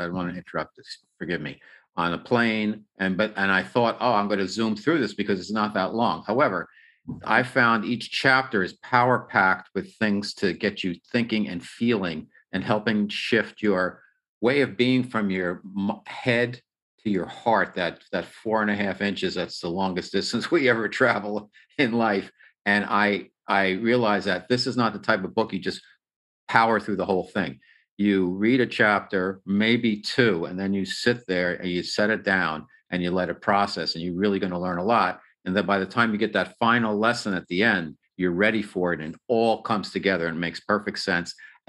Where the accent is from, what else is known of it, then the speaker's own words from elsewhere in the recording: New York, United States; It's different than Southern California. I'm a New Yorker.